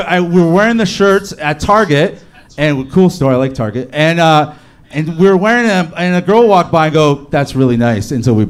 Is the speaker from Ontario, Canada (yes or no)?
yes; Hamilton, Ontario, Canada; Outside of Toronto, Hamilton.